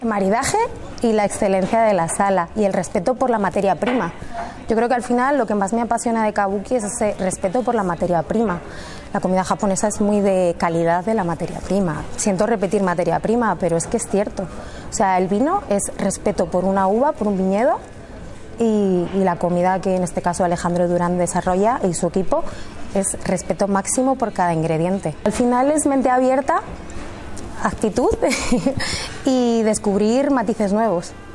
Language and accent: Spanish; Olmedo, Castile and León, Spain; mis padres decidieron abrir una empresa de hostelería en, en mi pueblo, Olmedo